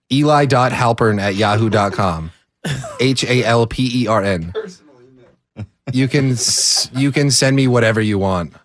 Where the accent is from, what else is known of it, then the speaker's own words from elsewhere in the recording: California, United States; I'm from California